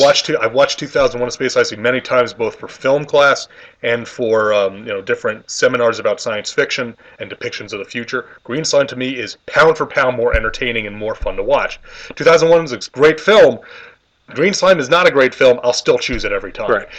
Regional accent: New York, United States; we're both from New York

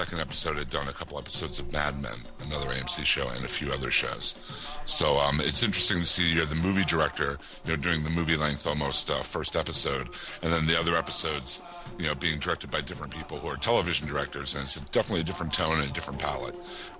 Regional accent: Pittsburgh, Pennsylvania, United States; I'm from Pittsburgh, and this is zombie capital.

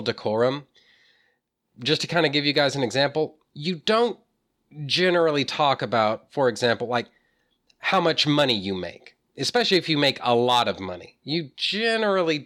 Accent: Texas, United States; I'm from Texas, you know, born and bred

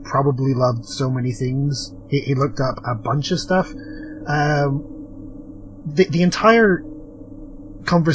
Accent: part of Britain, Northern Ireland, United Kingdom; accent: British; I only get away with having a British accent because technically I'm part of Britain

